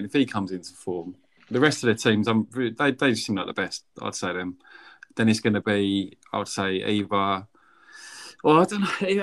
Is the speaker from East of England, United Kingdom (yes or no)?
yes; Essex, East of England, United Kingdom; I grew up in Essex